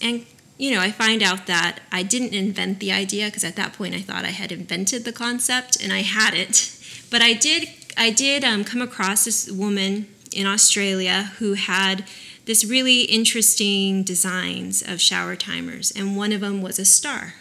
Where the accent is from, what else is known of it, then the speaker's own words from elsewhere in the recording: Oxnard, California, United States; I'm from Oxnard